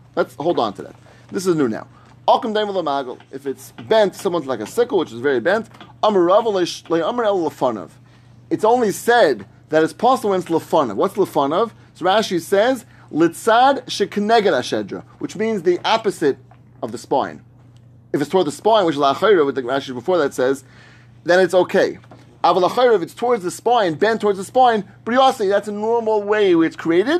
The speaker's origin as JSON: {"language": "English", "region": "New York", "country": "United States", "tie": "born or raised there", "said": "I grew up in New York."}